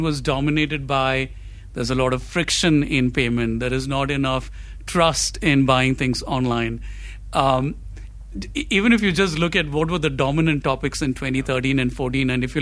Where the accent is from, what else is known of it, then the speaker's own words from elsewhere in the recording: Kochi, Kerala, India; I grew up in Cochin, and I grew up on Malayalam cinema